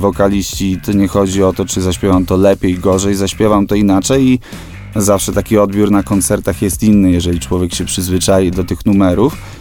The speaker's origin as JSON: {"language": "Polish", "town": "Żyrardów", "region": "Masovian Voivodeship", "country": "Poland", "said": "jesteśmy z Żardowa, bo ten Żyrardów kochamy"}